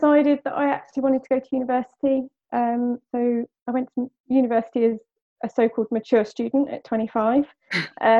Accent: West Sussex, South East England, United Kingdom; I am born and raised in West Sussex

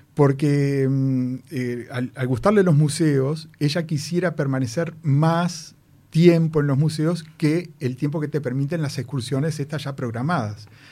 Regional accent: Uruguay; como uruguayo

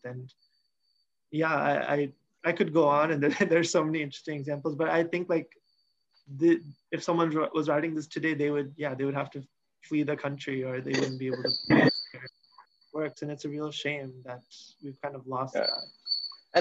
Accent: Seattle, Washington, United States; since I was one year old, I've lived in the US. Um, I, I grew up in Seattle, Washington

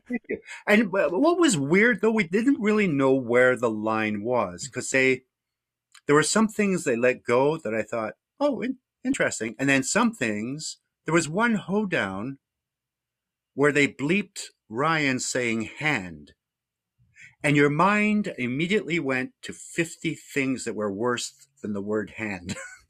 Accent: Scotland, United Kingdom; born there; I mean, I was fortunate in a way in that I was born in Scotland. So at home, I had a lot of British influences.

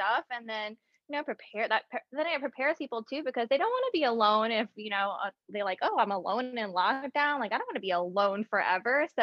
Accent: St. Charles Parish, Louisiana, United States; I grew up in St. Charles Parish, a little outside

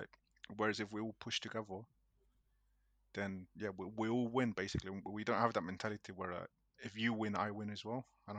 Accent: Colombia; growing up in Colombia, you hear so much shit

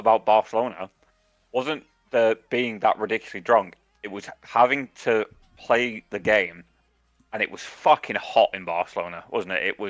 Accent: United Kingdom; I feel like part of being British is you do enjoy that social aspect of having a drink.

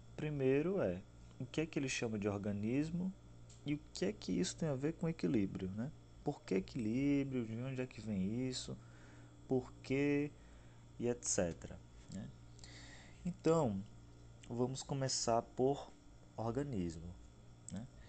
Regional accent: Aracaju, Sergipe, Brazil; sou nordestino, sou de Aracaju, Sergipe

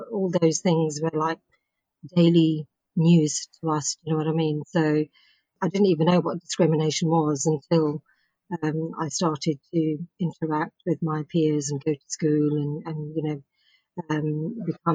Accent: Bedford, East of England, United Kingdom; I was born in Bedford, in Bedfordshire

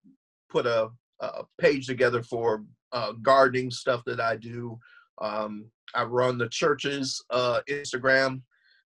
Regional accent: Goshen, Indiana, United States; moved away as an adult; now in Gary, United States; I'm originally from Goshen area, and 21 years ago moved to Gary, Indiana, where I pastor currently.

